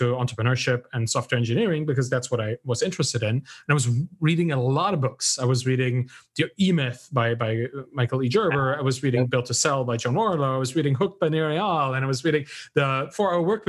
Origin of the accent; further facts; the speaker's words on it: Germany; I was raised in Germany, I was educated in Germany